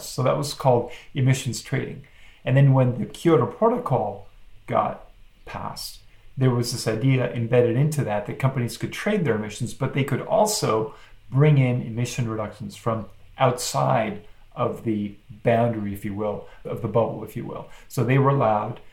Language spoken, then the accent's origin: English; Mexico; moved away; I was born and raised in Mexico, so I speak Spanish.